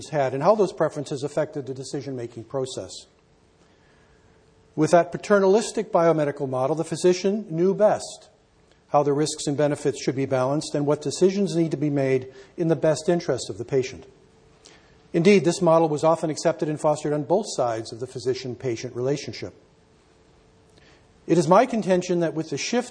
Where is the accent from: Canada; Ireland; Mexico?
Canada; I'm a Canadian